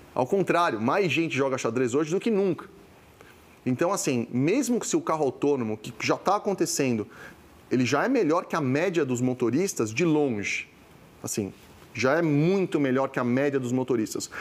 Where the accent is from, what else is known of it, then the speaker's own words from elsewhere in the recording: Brazil; nasci no Brasil, cresci no Brasil, minha família, origem italiana, migrou para cá pós-segunda guerra